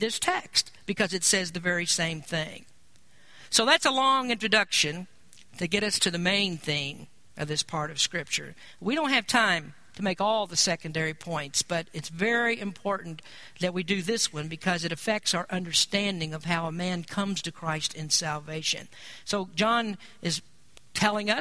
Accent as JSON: {"language": "English", "region": "Kentucky", "country": "United States", "tie": "born or raised there", "moved": "yes", "said": "I grew up in the South in Kentucky"}